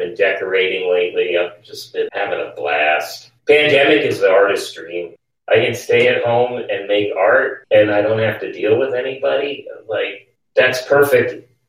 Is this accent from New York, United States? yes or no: yes; New York City, New York, United States; moved away as an adult; also born or lived in New Orleans; my mom lived uptown and my father, I grew up in Greenwich Village on Bleecker Street.